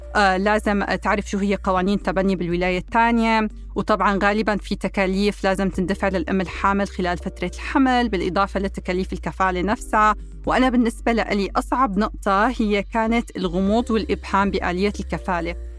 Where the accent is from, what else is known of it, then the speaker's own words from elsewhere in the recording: Syria; moved away as an adult; now in United States; من سوريا وجيت على أمريكا بال 2012